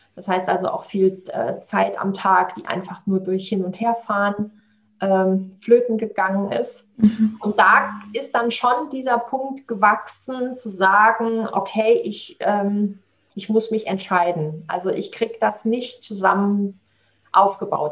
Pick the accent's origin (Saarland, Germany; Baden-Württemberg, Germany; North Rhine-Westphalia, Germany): Saarland, Germany; also born or lived in Southern Italy; hier bei uns im Saarland